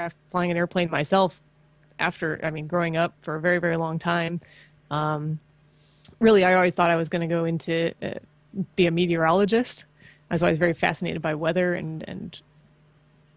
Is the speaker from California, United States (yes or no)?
no; just outside of Chicago, Illinois, United States; I grew up in just outside of Chicago